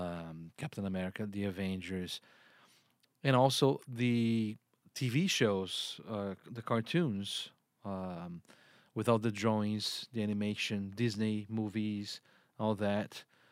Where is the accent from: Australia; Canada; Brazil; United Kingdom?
Brazil; English is a second language; moved away; I grew up in Brazil